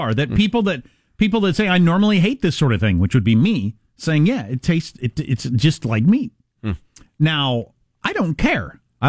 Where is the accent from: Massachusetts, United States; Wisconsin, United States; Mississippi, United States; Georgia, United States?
Wisconsin, United States; Growing up in Wisconsin as a little kid, I had lots of friends, country kids and city kids